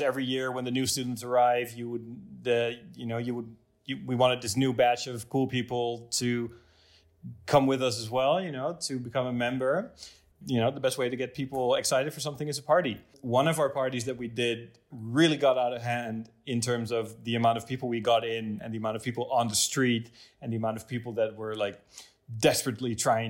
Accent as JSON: {"language": "English", "town": "Driebergen", "region": "Utrecht", "country": "Netherlands", "tie": "born or raised there", "also_born_or_lived": "Zeist / Amsterdam", "said": "I grew up in Zeist. It's a small town, or in Drieberg, actually, next to it. A small town. 40 minutes outside of Amsterdam, middle of the country"}